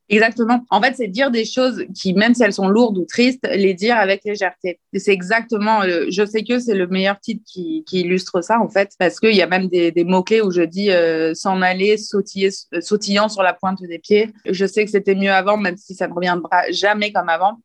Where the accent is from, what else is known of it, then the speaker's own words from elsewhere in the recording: France; now in Italy; je suis française, oui, j'ai des origines italiennes et je vis actuellement en Italie